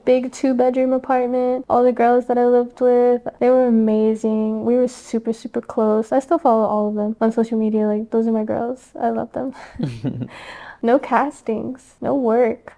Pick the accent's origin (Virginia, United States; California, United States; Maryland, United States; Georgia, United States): Maryland, United States; Baltimore; moved away as an adult; now in Los Angeles, United States; growing up in Baltimore